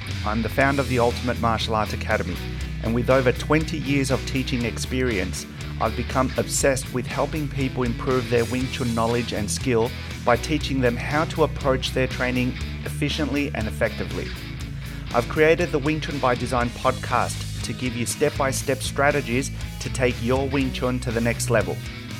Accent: Sydney, New South Wales, Australia; born there; now in Melbourne, Australia; I was born in Sydney. So when I came here to Melbourne, I was just basically like a new immigrant.

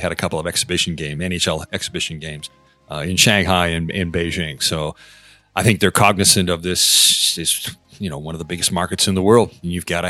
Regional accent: Canada; now in Hong Kong; I'm Canadian, so for me, the ice hockey is a bigger thing.

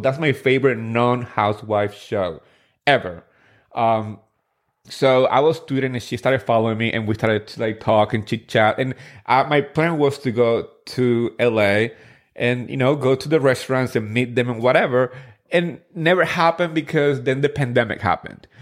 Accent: New Jersey, United States; I grew up in Jersey. I grew up in Richwood, the town where they actually filmed the first season.

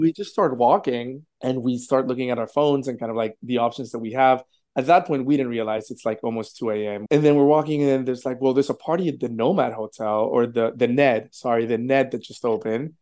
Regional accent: Colombia; now in New York, United States; I'm an immigrant from Colombia

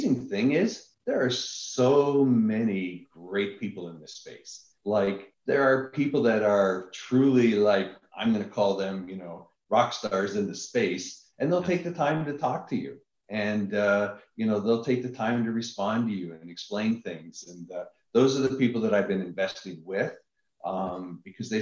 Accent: Niagara Falls, Ontario, Canada; moved away; I'm originally from Niagara Falls, Canada.

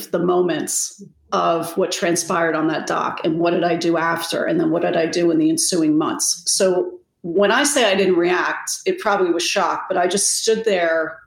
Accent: New Jersey, United States; when I was 10, I grew up in New Jersey. Our family's originally from Rhode Island.

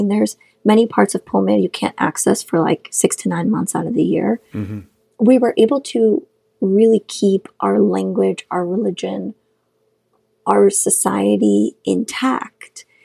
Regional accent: Khorog, Gorno-Badakhshan, Tajikistan; first language Shughni; English is a second language; moved away; I grew up in Kharag, or Korog, which is the capital of Badakhshan, the Pamir part, the mountainous part of Tajikistan

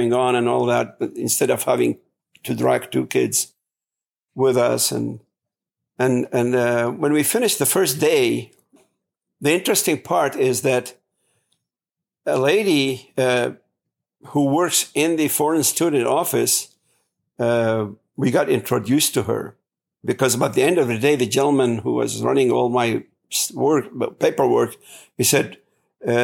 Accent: Baghdad, Baghdad Governorate, Iraq; born or raised there; English is a second language; moved away

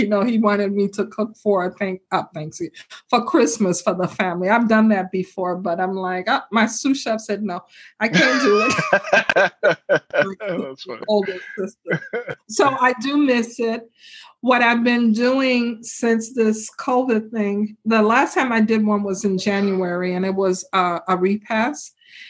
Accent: Chicago, Illinois, United States; Because I grew up in Chicago, so I've been to 5-star restaurants.

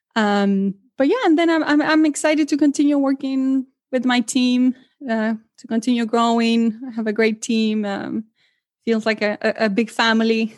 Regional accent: Argentina; English is a second language; moved away as an adult; now in Milwaukee, United States; I'm originally from Argentina

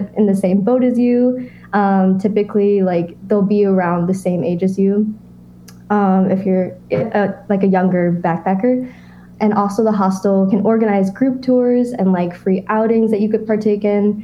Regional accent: United States; growing up in America

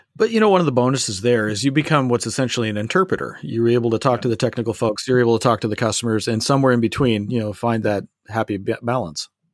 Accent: Canada; I am Canadian

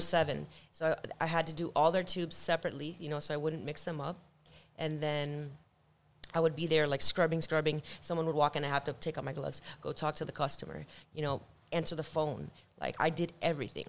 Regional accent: Miami, Florida, United States; I'm from Miami, Florida

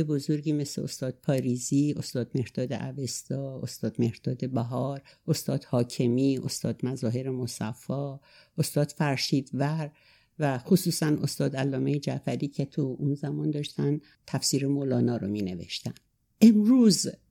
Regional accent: a remote village in Azerbaijan, Azerbaijan region, Iran; moved away; also born or lived in Tehran; من سال 34 در روستایی دور توی آذربایجان در خانواده دارایی به دنیا آمدم

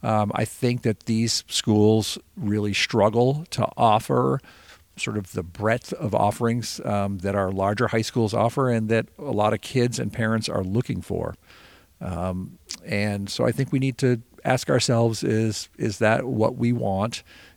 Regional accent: Montpelier, Vermont, United States; I grew up in Montpelier. I lived a mile from our school

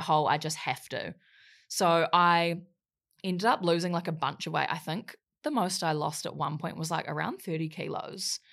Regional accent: Wellington, New Zealand; moved away; also born or lived in Gold Coast, Australia; in Wellington, New Zealand for most of my life. And I grew up there

